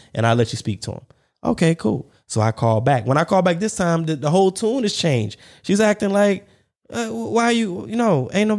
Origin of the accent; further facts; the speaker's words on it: North Charleston, South Carolina, United States; born there; I mean, I was born in Charleston, but that was where the Navy base was, the battery or, you know, whatever. But yeah, the Navy base in North Charleston.